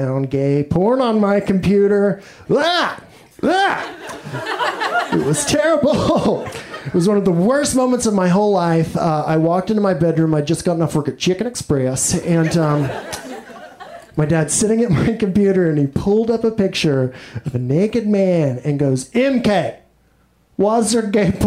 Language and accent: English; Mineral Wells, Texas, United States; I'm from Texas, like I mentioned. I'm from a little town called Mineral Wells